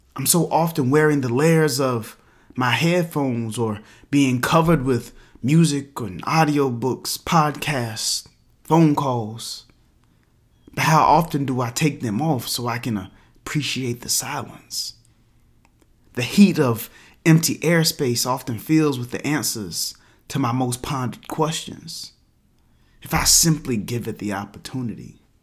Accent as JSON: {"language": "English", "region": "the South", "country": "United States", "tie": "born or raised there", "said": "Growing up in the Black South"}